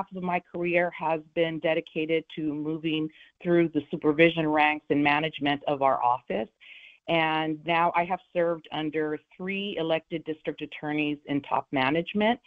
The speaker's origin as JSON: {"language": "English", "town": "Los Angeles", "region": "California", "country": "United States", "tie": "born or raised there", "said": "I grew up in the Boyle Heights area of Los Angeles"}